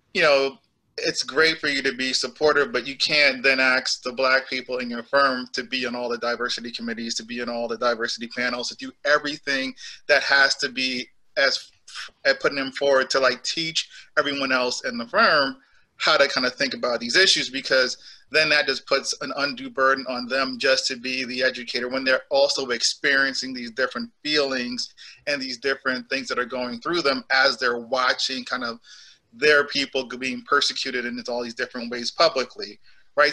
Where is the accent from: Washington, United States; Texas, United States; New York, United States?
New York, United States; New York City; also born or lived in Jamaica / Boston; I am from Jamaica, so like I am the immigrant, and I came here when I was eight years old. I grew up in New York City